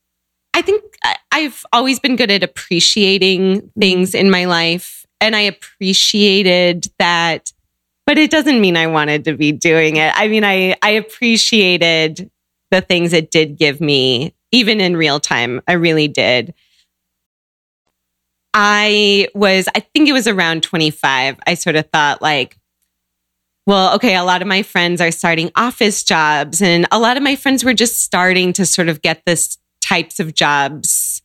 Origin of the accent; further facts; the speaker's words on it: Seattle, Washington, United States; moved away as an adult; also born or lived in Chicago / Santiago; I grew up in Seattle